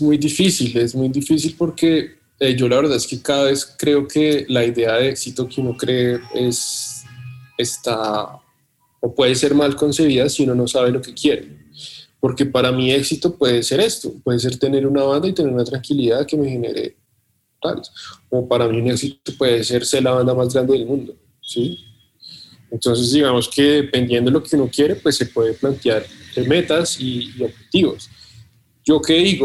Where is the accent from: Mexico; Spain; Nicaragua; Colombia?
Colombia; sentimos que ya nuestro país está, controlado de algún modo